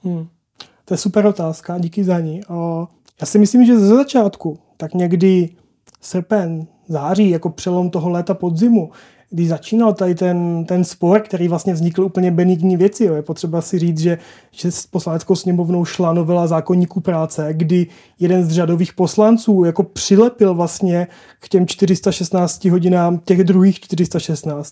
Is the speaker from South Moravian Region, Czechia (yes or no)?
yes; South Moravian Region, Czechia; já jsem z Jižní Moravy